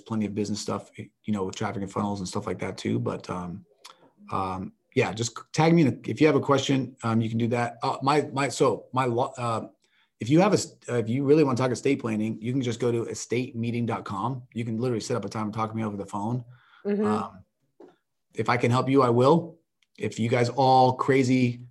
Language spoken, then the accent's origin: English; Kansas, United States; moved away; I'm from Kansas